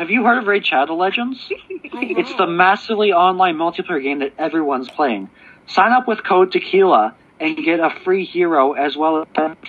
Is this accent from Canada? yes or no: yes; Toronto, Ontario, Canada; I was born in Toronto, and I don't live that far from Toronto.